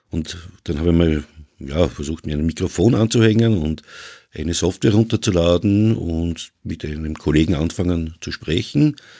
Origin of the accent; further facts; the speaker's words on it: Vienna, Austria; uns Wiener